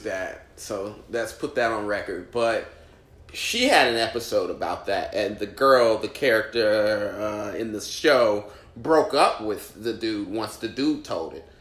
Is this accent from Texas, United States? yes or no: no; Indianapolis, Indiana, United States; now in New York, United States; I'm from Indianapolis